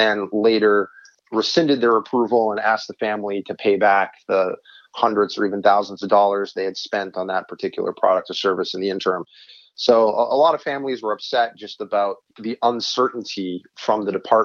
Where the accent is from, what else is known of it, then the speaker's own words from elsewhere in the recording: New Hampshire, United States; now in Arizona, United States; my home state of New Hampshire, but my adopted home state of Arizona